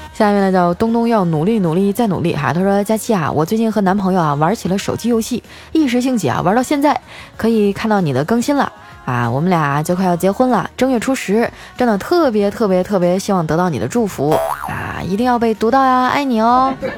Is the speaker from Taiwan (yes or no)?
no; Northeast China, China; moved away; 作为一个东北人啊， 我对雪呢，还是比较有感情的。我小时候的冬天啊，可比现在冷多了